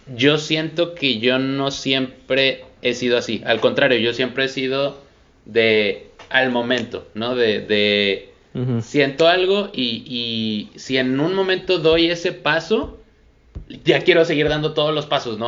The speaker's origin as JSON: {"language": "Spanish", "town": "Monterrey", "region": "Nuevo León", "country": "Mexico", "said": "la gente que somos de Monterrey"}